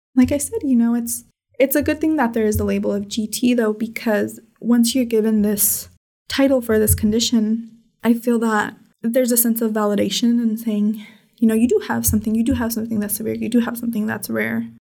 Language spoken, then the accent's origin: English; Red Bluff, California, United States; I was born in Red Bluff, California, which is a tiny little town in Northern California.